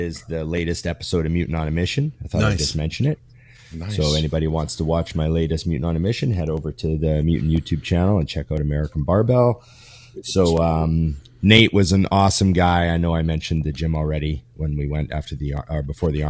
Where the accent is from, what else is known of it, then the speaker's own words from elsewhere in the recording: Canada; as a Canadian